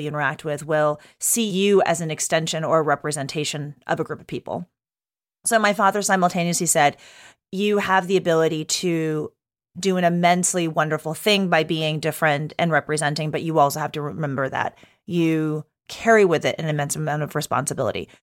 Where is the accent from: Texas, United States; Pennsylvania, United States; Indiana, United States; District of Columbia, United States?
Texas, United States; moved away; I grew up in Texas, so not a New Yorker